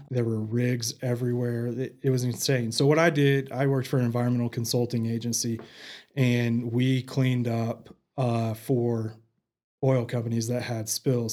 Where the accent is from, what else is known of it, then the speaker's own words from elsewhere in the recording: Canyon, Texas, United States; also born or lived in Abilene / Midland; now in Amarillo, United States; I grew up in Canyon, graduated from Canyon High, and then, you know, the typical Panhandle kid